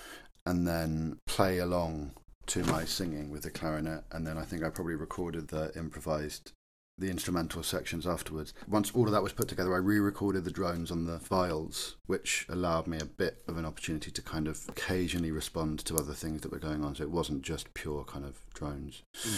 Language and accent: English; England, United Kingdom; I think it's a very important thing for us as English people to recognise that we're capable of weird, wonderful little things.